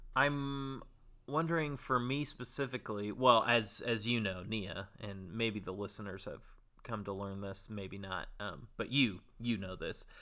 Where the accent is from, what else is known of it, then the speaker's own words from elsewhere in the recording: Bay Area, California, United States; a local Bay Area boy